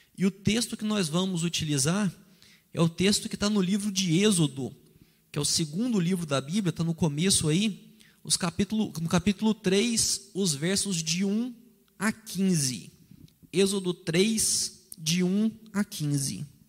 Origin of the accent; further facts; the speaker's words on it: Minas Gerais, Brazil; nós que somos mineiros